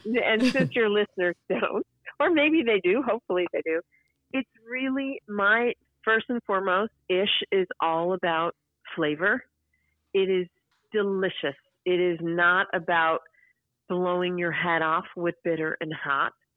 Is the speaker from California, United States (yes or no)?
no; Chicago, Illinois, United States; when I was a a girl in school in uh, growing up in Chicago